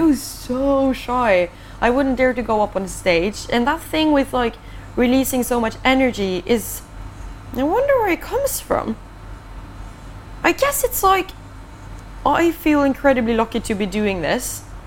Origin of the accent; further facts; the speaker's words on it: Ålesund, Møre og Romsdal, Norway; English is a second language; moved away; I grew up in a city called Ålesund